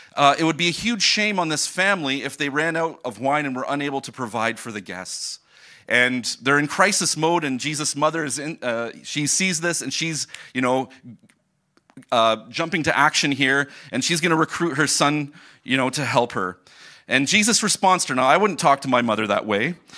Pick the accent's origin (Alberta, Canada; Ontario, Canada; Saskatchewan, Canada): Ontario, Canada; Port Rowan; moved away as an adult; now in Germany; I grew up in Port Rowan, just an, uh, twenty minutes from here